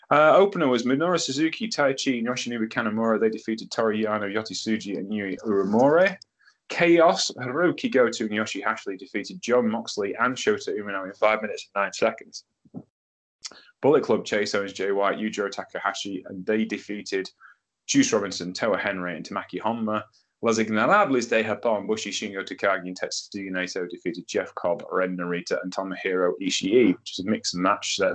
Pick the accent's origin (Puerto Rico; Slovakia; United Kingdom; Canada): United Kingdom